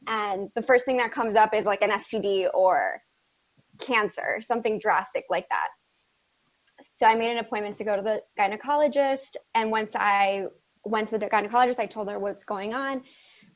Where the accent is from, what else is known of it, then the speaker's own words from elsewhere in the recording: South Florida, United States; I grew up in South Florida in a predominantly Hispanic household